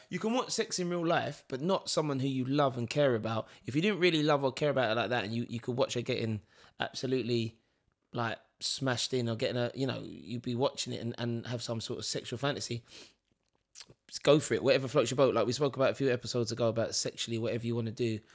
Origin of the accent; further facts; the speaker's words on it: London, United Kingdom; Leighton Orient, E ten, my hometown.